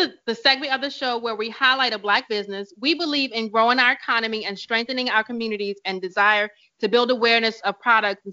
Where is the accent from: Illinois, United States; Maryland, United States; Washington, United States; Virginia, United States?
Virginia, United States; now in New York, United States; I grew up in Virginia along the water, and I grew up eating seafood